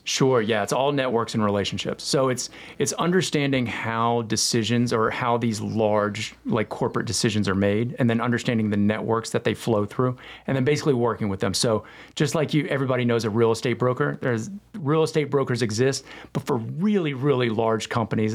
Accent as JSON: {"language": "English", "town": "Hickory", "region": "North Carolina", "country": "United States", "tie": "born or raised there", "also_born_or_lived": "South Florida", "lives_now": "Cornelius, United States", "said": "my hometown, Hickory, North Carolina, was kind of like my place"}